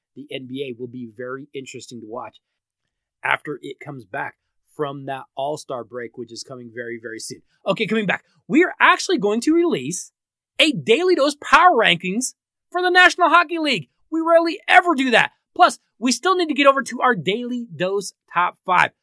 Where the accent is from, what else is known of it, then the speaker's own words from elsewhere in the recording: Denver, Colorado, United States; my hometown Denver